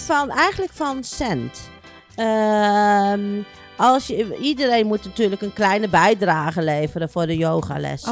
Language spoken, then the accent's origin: Dutch; Groningen, Netherlands; also born or lived in Kerkrade, Limburg; ik ben in mijn vroege jeugd eh, ben ik verhuisd met mijn ouders naar Groningen.